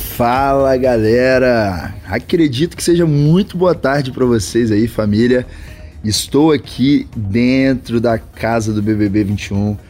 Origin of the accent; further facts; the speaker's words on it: interior of Espírito Santo, Brazil; eu sou natural do Espírito Santo, do interior do Espírito Santo